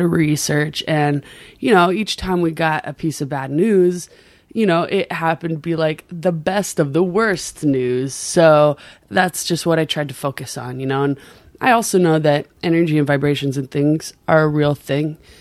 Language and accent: English; Maui, Hawaii, United States; accent: Pidgin; moved away; also born or lived in Anaheim, California; I grew up in a real local Hawaiian town on Maui